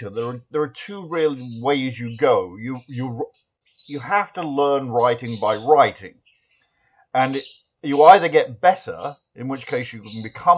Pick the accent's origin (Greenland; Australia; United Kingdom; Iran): United Kingdom; Nottingham, East Midlands; now in United States; I was born in Nottingham originally